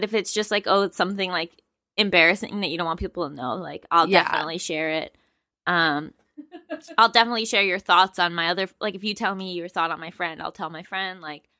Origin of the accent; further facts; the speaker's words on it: Westchester, New York, United States; moved away as an adult; now in Los Angeles, United States; I'm from Westchester.